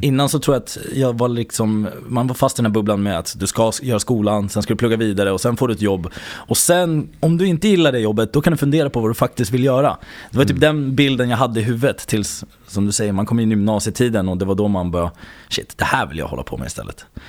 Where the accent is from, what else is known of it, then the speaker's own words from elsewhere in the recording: Södertälje, Stockholm County, Sweden; jag är faktiskt uppväxt i Södertälje, utsidan av Stockholm, söder